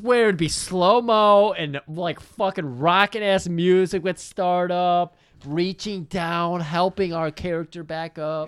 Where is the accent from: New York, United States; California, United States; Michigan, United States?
Michigan, United States; I'm from Michigan as well